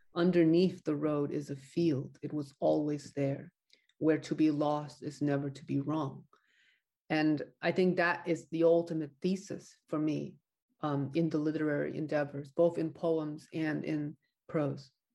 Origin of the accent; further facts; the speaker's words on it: United States; an American novelist